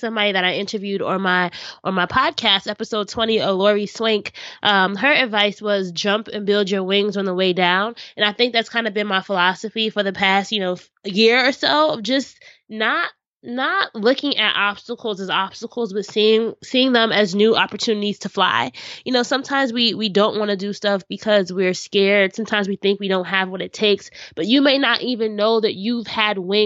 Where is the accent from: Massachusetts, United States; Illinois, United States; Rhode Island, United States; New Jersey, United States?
New Jersey, United States; Orange; I grew up in Orange, New Jersey, been here my whole life.